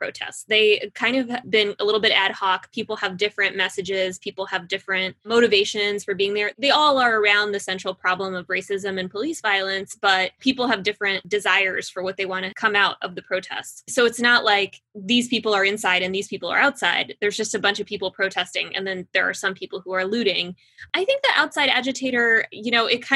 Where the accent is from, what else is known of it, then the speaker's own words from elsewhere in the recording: Midland, Texas, United States; moved away as an adult; also born or lived in Russia; now in Washington, D.C., United States; I grew up in Midland, Texas. I am a Russian Jew